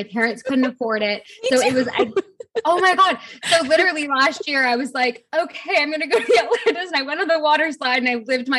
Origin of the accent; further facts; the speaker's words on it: Toronto, Ontario, Canada; moved away as an adult; also born or lived in Halifax, Canada / London, England; now in Bahamas; I was born and raised in Toronto, Canada. When I was 18, the moment I could, I left and I went to university on the other side of Canada in Halifax for a couple of semesters.